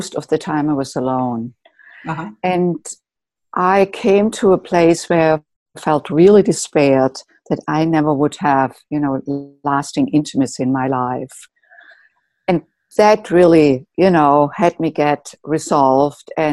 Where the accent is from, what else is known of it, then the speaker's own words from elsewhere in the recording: Germany; moved away as an adult; now in United States; I grew up in Germany and came to the United States when I was in my late 20s to do postgraduate work